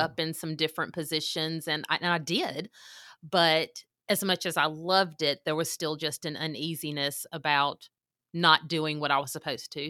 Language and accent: English; Mississippi, United States; moved away as an adult; now in Oklahoma, United States; I am from Mississippi. I moved to Oklahoma in two thousand sixteen. I graduated from South Panola High School in nineteen